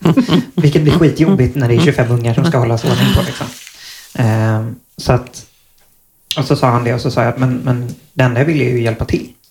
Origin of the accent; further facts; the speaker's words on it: Malmö, Skåne, Sweden; also born or lived in Stockholm; jag är född i Stockholm och flyttade ner till Malmö när jag var